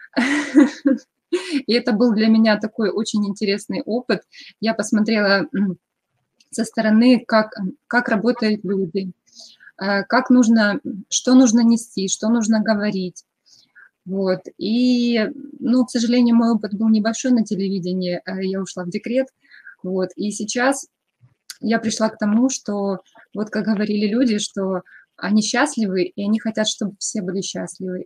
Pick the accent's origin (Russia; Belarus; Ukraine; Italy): Ukraine; Kremenchuk, Poltava Oblast; moved away as an adult; now in Akureyri, Iceland; я из Украины, из такого маленького городка, как Кременчуг. И сейчас на данном этапе я проживаю в Исландии, тоже в маленьком городке Акурери